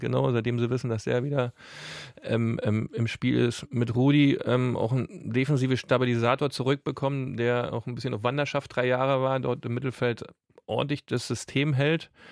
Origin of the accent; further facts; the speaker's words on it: East Germany, Germany; bei uns im Osten